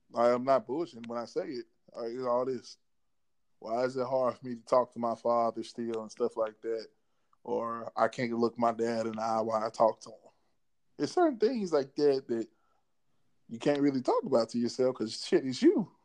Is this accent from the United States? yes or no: yes; Memphis, Tennessee, United States; also born or lived in Mississippi (birthplace, hometown) / Dallas, Texas; Came back to Memphis after my sixth grade year and went to my seventh grade year